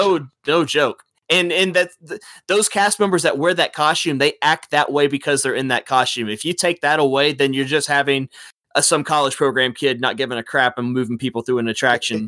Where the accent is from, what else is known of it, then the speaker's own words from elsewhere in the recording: Dallas, Texas, United States; born and raised here in Dallas, Fort Worth, Texas